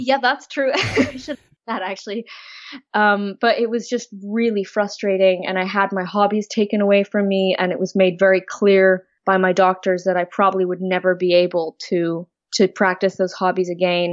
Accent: Switzerland; now in Oxford, United Kingdom; I'm from Switzerland originally

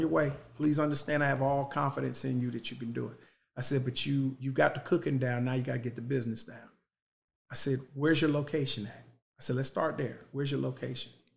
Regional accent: United States; We live in a country

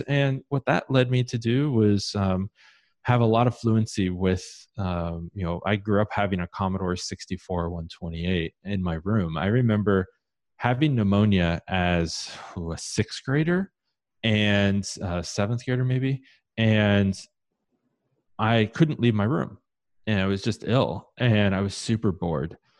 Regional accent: Columbus, Ohio, United States; I grew up in Columbus, Ohio

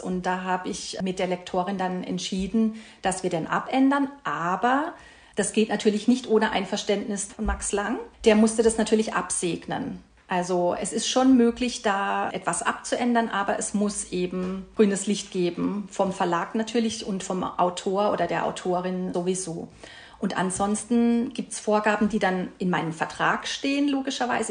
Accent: Karlsruhe, Baden-Württemberg, Germany; Ich komme aus Karlsruhe, lebe dort mit meinem Mann und mit meinem Sohn.

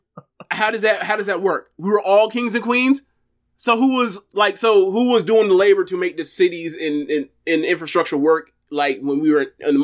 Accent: Florida, United States; I'm from Florida, born and raised

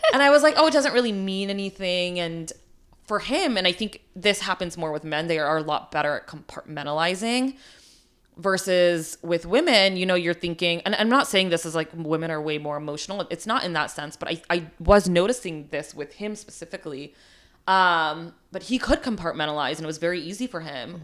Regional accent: India; moved away; also born or lived in New York, United States; I was born in India, like, I immigrated to the U S

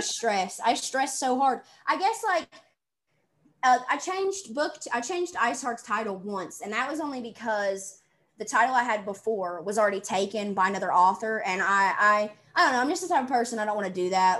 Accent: the South, United States; accent: southern; i'm from the south

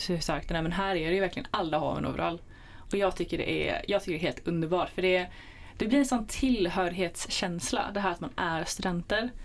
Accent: Jönköping area, Jönköping County, Sweden; jag kom lite från Jönköpingsområdet

